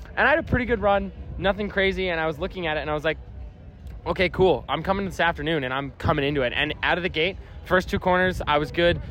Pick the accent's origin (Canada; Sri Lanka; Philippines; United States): Canada; I'm a Canadian